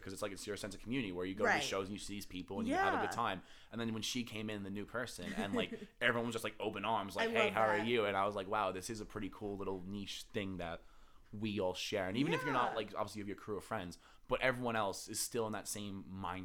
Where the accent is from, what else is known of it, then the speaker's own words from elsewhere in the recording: Long Island, New York, United States; growing up on Long Island